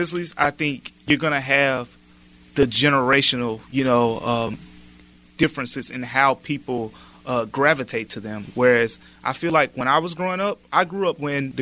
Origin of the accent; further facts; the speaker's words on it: Memphis, Tennessee, United States; moved away; I grew up in the Parkway Village neighborhood, and Memphis is pretty much all I've ever known